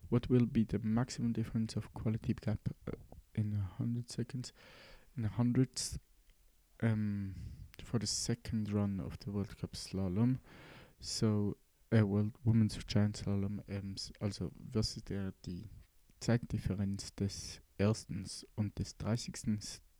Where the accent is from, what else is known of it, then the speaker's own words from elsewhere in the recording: Switzerland; Wie man merken kann, ähm, bin ich Schweizer und sehr, ähm, ja